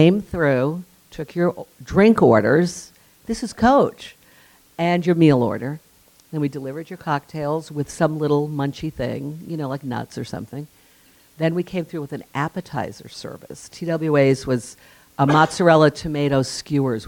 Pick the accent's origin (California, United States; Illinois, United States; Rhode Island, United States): Rhode Island, United States; West Warwick; moved away; I was a kid from West Warwick.